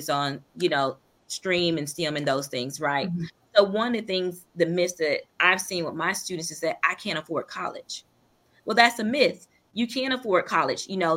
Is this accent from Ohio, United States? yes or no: no; Eatonton, Georgia, United States; I'm from Putnam County or Edenton, Georgia